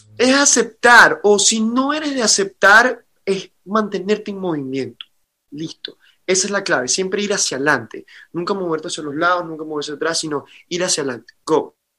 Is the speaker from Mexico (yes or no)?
no; Caracas, Capital District, Venezuela; moved away as an adult; now in Miami, United States; me tocó migrar como venezolano